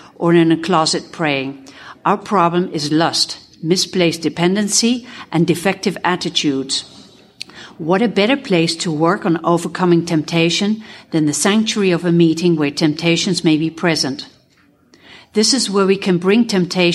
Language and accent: English; Netherlands; I'm a sexaholic from Holland